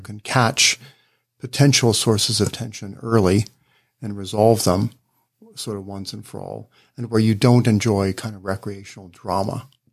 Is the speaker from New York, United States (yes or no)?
no; Ohio, United States; I grew up in Ohio, so there's a kind of Midwestern norm